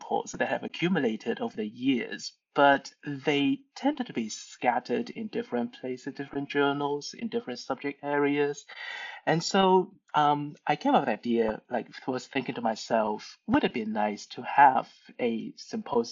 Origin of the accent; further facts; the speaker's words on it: Hong Kong; moved away; I'm originally from Hong Kong